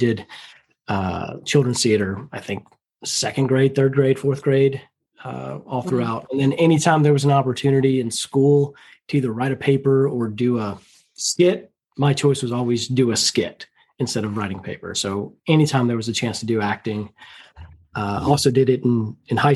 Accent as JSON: {"language": "English", "town": "Greenville", "region": "North Carolina", "country": "United States", "tie": "born or raised there", "also_born_or_lived": "Spartanburg, South Carolina / Madrid, Spain", "said": "So I grew up basically in North Carolina. I was born in Spartanburg, South Carolina."}